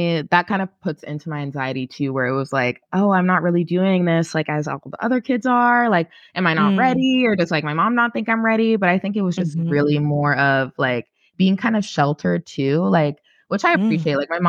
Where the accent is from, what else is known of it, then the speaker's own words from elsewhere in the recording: New York City, New York, United States; I grew up in Brooklyn, Flatbush.